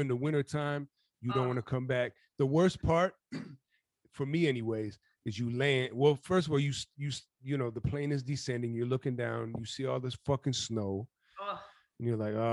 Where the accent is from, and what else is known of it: Minnesota, United States